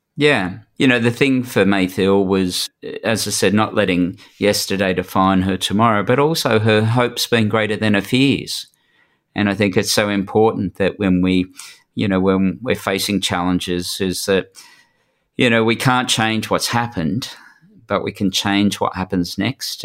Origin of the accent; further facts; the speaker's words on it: New South Wales, Australia; I'm from New South Wales